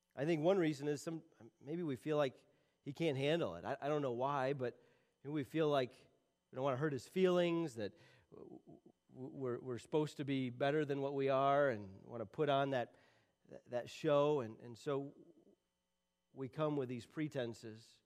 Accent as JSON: {"language": "English", "region": "Michigan", "country": "United States", "said": "I'm from Michigan. I live in Michigan, and we don't have these things called mountains"}